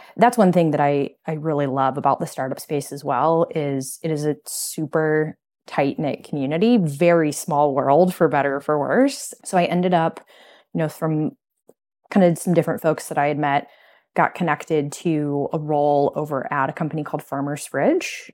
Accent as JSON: {"language": "English", "region": "Midwest", "country": "United States", "moved": "as an adult", "lives_now": "Chicago, United States", "said": "we're from the Midwest originally"}